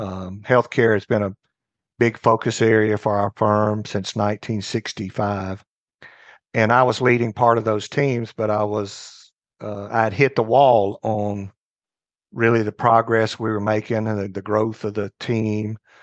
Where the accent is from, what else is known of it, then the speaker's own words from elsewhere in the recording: North Mississippi, United States; also born or lived in Houston, Texas; I grew up in North Mississippi